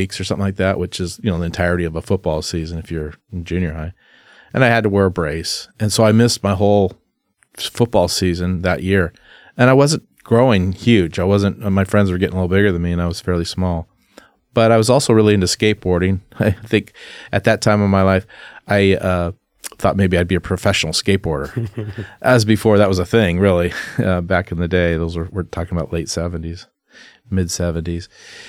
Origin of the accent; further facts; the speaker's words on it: Keizer, Oregon, United States; also born or lived in Salem, Oregon; I was born and raised here in Salem, Oregon. Actually, Kaiser. I was born in Salem, South Salem. And then my parents bought a property in Kaiser when I was a little kid, I think 1.5.